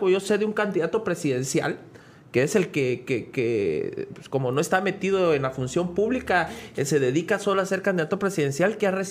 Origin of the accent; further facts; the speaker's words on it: Guatemala; Somos, solo los guatemaltecos vamos a poder salvar a Guatemala.